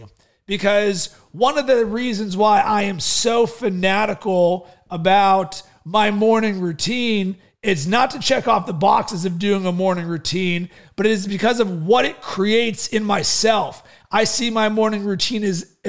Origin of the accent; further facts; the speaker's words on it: Pittsburgh, Pennsylvania, United States; also born or lived in Chicago; now in Sarasota, United States; growing up in Pittsburgh as a kid